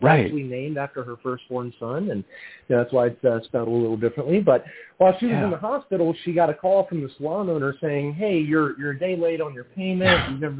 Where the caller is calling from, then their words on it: Atlanta, Georgia, United States; I'm actually calling from Atlanta, Georgia